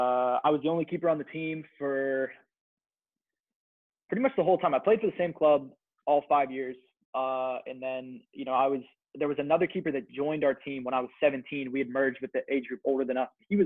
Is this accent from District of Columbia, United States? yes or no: no; North Versailles, Pennsylvania, United States; also born or lived in West Chester, Pennsylvania; So I'm from North Versailles, Pennsylvania, which is 10 miles east of Pittsburgh. And so I went to East Allegheny High School, went to EA my entire life.